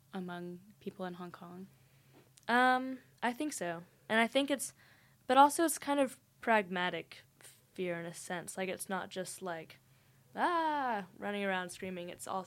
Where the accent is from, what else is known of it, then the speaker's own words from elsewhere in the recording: Dallas, Texas, United States; moved away as an adult; now in St Andrews, United Kingdom; I am from Dallas, Texas